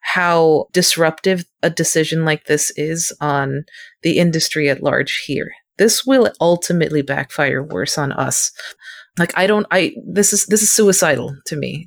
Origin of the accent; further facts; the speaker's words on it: United States; as an Asian American. Second, as an American